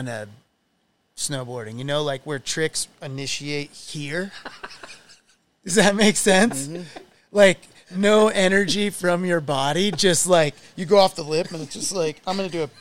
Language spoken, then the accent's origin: English; Michigan, United States; growing up in Michigan